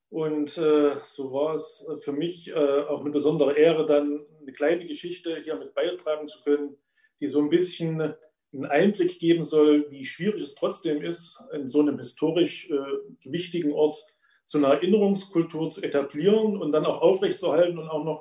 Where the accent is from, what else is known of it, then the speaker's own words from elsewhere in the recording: Probstzella, Thuringia, Germany; wie in meinem Heimatort Propstella so ziemlich alle Industriearbeitsplätze weggefallen sind